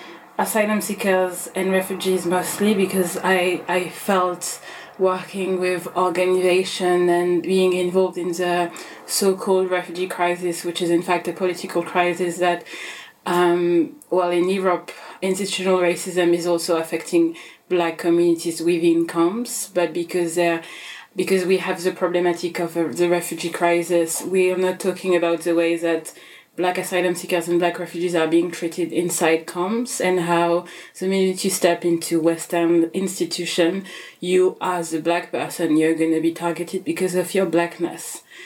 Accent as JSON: {"language": "English", "country": "Central African Republic", "also_born_or_lived": "France", "lives_now": "United Kingdom", "said": "I use she, her pronoun. I am based in the UK. I was born in France and I'm originally from the Central African Republic."}